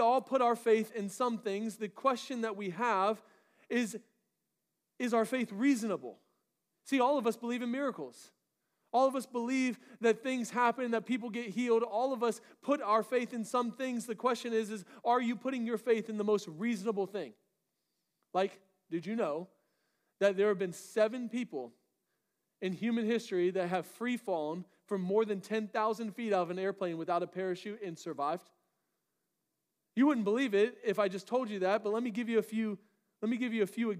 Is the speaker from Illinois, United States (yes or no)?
no; Florida, United States; moved away; I grew up in Florida